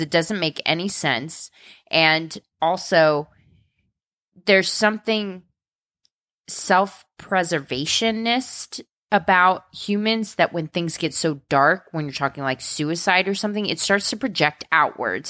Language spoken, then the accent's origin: English; Midwest, United States; as a Midwesterner